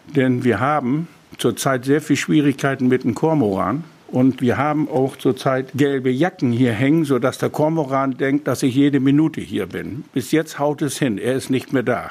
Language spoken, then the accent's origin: German; Kornau, Lower Saxony, Germany; born or raised there